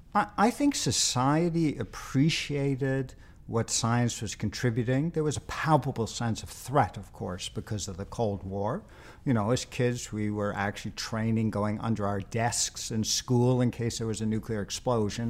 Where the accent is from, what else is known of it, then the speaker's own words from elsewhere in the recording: New York City, New York, United States; moved away; I, I grew up in New York, as you may know, and, uh, lived in Queens